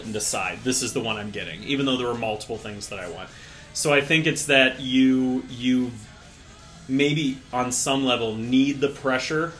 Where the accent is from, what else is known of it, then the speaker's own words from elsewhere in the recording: Ohio, United States; I'm from Ohio.